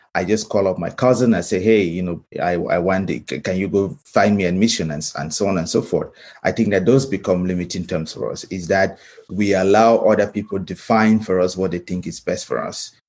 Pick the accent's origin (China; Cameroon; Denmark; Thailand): Cameroon; moved away as an adult; now in United States; I grew up in Cameroon